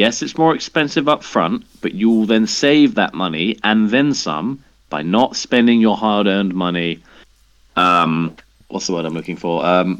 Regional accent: England, United Kingdom; I guess as an English person, you just expect rain and then expect cold.

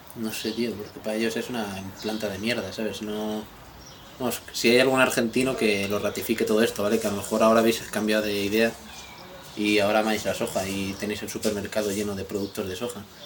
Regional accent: Spain; los españoles que no tenemos ni puta idea de inglés

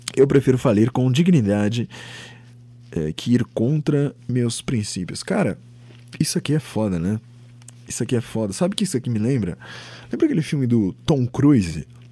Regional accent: São Paulo, Brazil; Eu sou do estado de São Paulo. Eu nasci aqui.

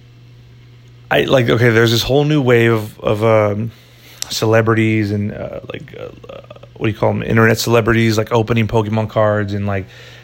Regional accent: United States

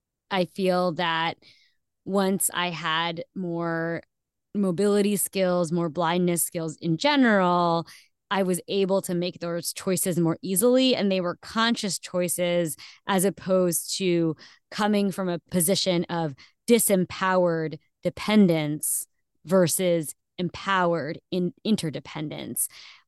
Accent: United States; But for you and I, who grew up in, we are American, but we grew up in different cultures because our parents came from different places and different parts of the world.

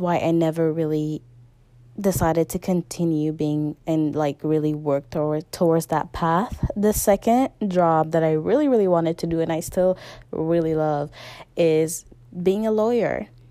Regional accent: Guinea; moved away; my original country, my home country is Guinea

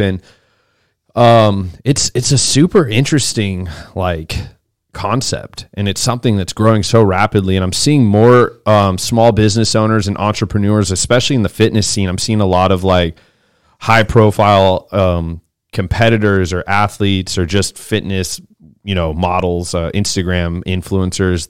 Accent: Boise, Idaho, United States; now in Austin, United States; I'm from Boise, Idaho

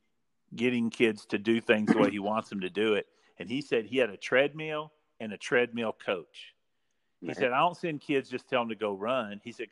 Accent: Iraan, Texas, United States; I'm from Ira and Texas. Yep. My parents kind of moved around for a while, but that's kind of where we settled. And so I grew up hardcore football, hardcore.

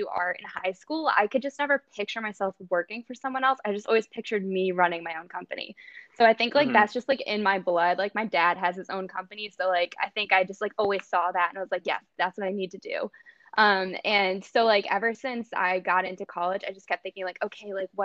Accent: Olean, New York, United States; moved away as an adult; now in North Carolina, United States; I'm actually from Olean, which is like a super small town like south of Buffalo

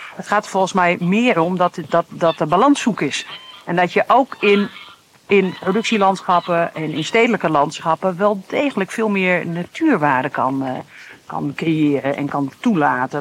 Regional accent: Veluwe, Gelderland, Netherlands; also born or lived in Groningen; ik ben zelf opgegroeid op de Veluwe.

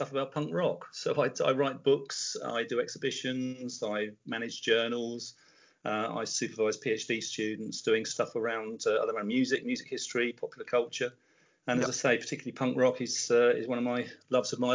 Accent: Tunbridge Wells, South East England, United Kingdom; moved away as an adult; also born or lived in Portsmouth; I grew up in Tunbridge Wells in Kent, and then I moved down to Portsmouth to go to college

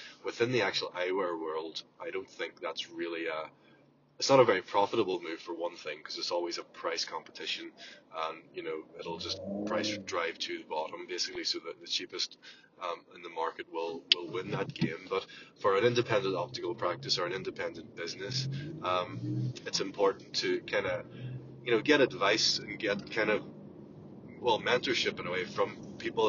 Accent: Ireland; from Ireland

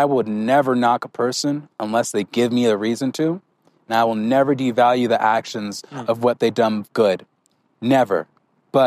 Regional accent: California, United States; now in Colorado, United States; my hometown, I came from California

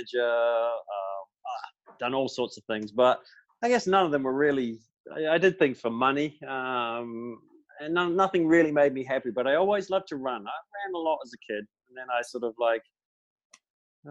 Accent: Christchurch, Canterbury, New Zealand; moved away as an adult; now in Santiago, Chile; Born and raised in New Zealand

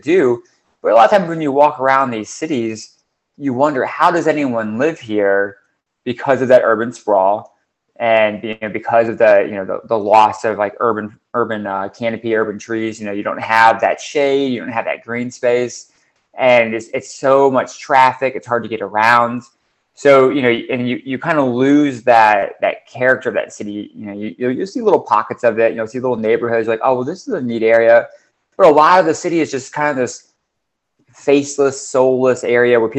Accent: Ohio, United States; moved away; my hometown, I grew up in a suburb in Ohio

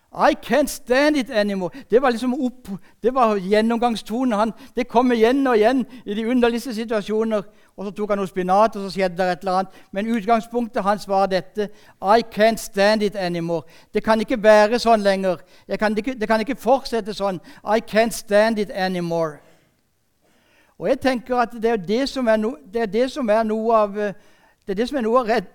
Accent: Sørlandet, Norway; Jeg er sørlending

